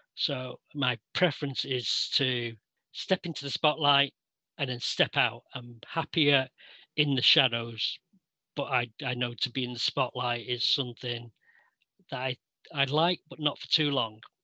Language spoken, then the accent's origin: English; Manchester, North West England, United Kingdom; I was born in Old Trafford, Manchester